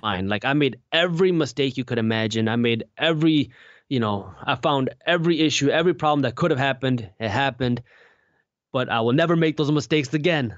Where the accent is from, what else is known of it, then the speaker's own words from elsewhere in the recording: Michigan, United States; I'm from the Michigan area